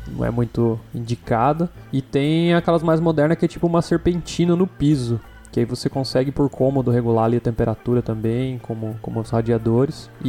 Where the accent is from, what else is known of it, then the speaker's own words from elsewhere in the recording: Blumenau, Santa Catarina, Brazil; eu que, que sou do sul do Brasil, eu passava mais frio lá do que aqui. Eu sou de Blumenau